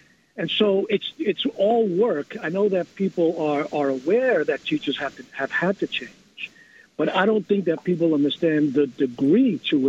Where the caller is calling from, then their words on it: New York City, New York, United States; I'm calling from New York City.